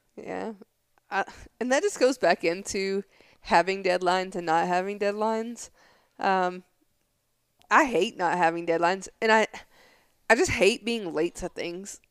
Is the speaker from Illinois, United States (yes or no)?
no; Tennessee, United States; moved away; I'm from Tennessee